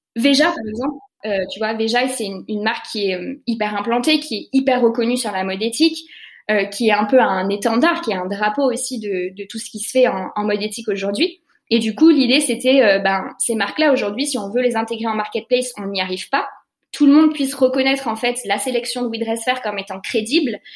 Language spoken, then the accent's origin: French; Lyon, Auvergne-Rhône-Alpes, France; also born or lived in Paris; on est lyonnais